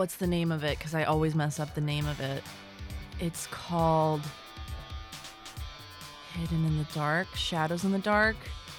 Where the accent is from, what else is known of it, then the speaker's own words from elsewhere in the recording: Dayton, Ohio, United States; I said I'm from Dayton, Ohio.